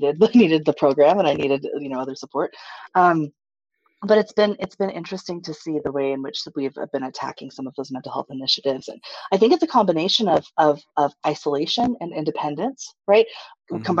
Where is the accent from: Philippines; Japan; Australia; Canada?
Japan; now in United States; I'm a military brat. So I grew up in Japan.